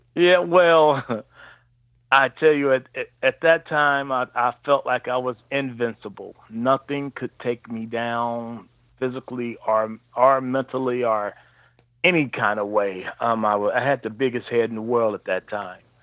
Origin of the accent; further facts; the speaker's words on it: Cincinnati, Ohio, United States; also born or lived in Marion, Alabama / Atlanta / Lexington; I um, grew up in Cincinnati, Ohio. I moved here um, fairly early in my life before I was one year old